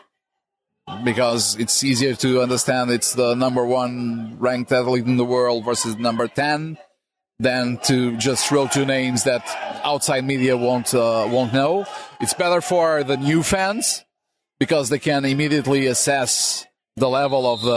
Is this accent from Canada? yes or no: no; Portugal; Being Portuguese